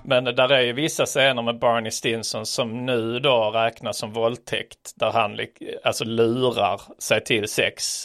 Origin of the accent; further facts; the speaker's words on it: Sweden; som svensk